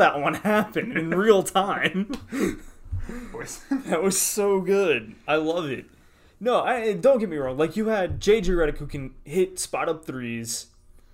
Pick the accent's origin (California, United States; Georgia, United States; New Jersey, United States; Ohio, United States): Georgia, United States; Atlanta; I'm from Atlanta.